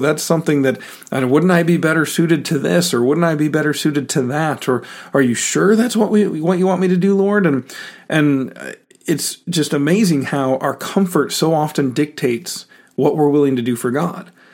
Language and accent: English; United States; as American Christians.